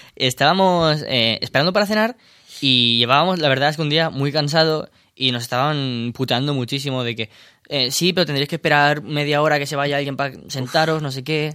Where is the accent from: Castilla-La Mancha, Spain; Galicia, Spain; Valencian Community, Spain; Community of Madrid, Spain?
Castilla-La Mancha, Spain; Albacete; moved away; en mi pueblo, en Albacete